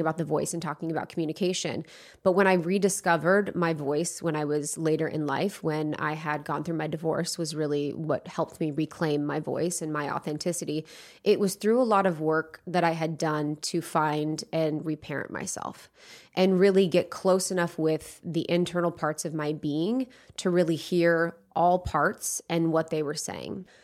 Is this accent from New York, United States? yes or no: no; Ohio, United States; moved away as an adult; now in Los Angeles, United States; I grew up in the Midwest in Ohio, in a place where not many people did what they loved.